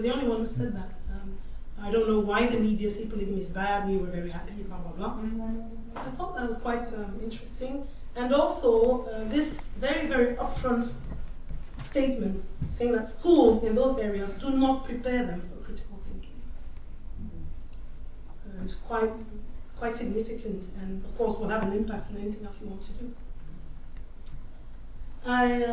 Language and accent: English; France; moved away as an adult; now in United Kingdom; I was raised in France